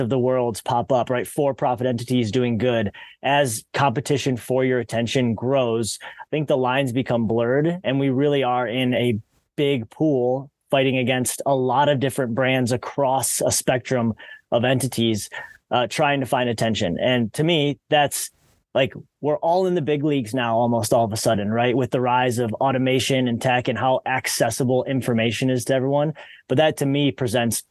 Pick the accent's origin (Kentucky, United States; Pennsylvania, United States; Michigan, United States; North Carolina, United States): Michigan, United States; Detroit; moved away as an adult; also born or lived in Australia; I'm born and raised in the Detroit, Michigan area.